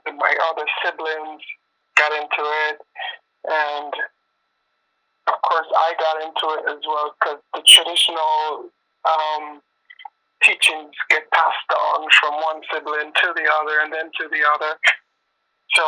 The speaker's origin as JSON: {"language": "English", "country": "Jamaica", "tie": "born or raised there", "moved": "yes", "lives_now": "Toronto, Canada", "said": "Jamaican is my hometown"}